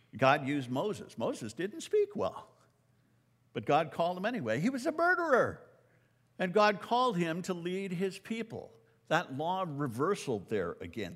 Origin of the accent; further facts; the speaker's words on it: Canada; I'm a Canadian